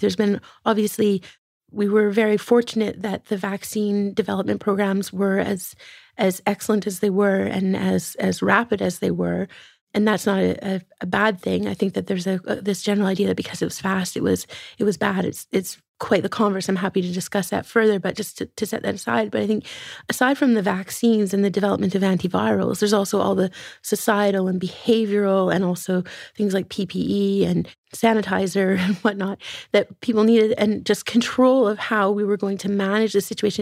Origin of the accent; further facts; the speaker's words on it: far northern Alberta, Canada; growing up in Western Canada and, uh, some remote regions